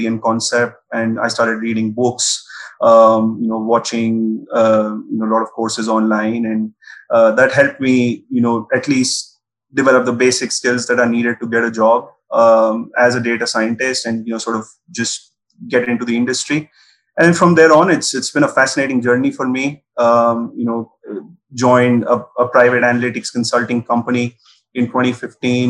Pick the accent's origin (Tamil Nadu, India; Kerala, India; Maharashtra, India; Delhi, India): Delhi, India; I'm originally from Delhi.